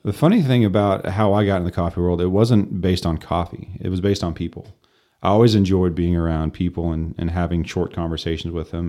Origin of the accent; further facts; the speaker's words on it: Amarillo, Texas, United States; So we grew up in Southwest Amarillo